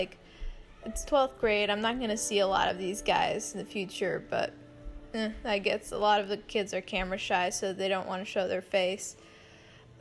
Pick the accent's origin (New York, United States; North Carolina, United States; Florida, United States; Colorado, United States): New York, United States; New York City; I'm from Brooklyn, New York